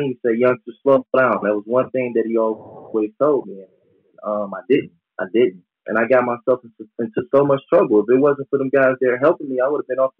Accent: Cleveland, Ohio, United States; I'm from Cleveland

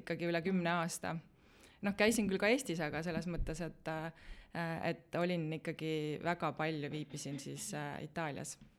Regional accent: Tallinn, Harju County, Estonia; moved away; also born or lived in Italy; ma olen jah, põline Tallinna inimene

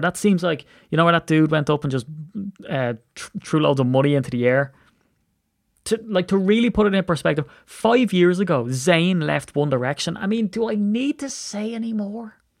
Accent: Ireland; I'm an Irish man

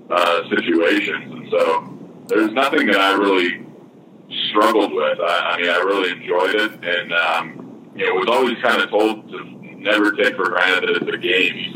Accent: Michigan, United States; growing up in Michigan

